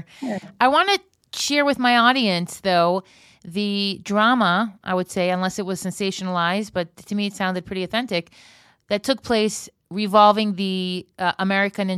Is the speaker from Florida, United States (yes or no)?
yes; Florida, United States; now in Israel; I grew up in Florida.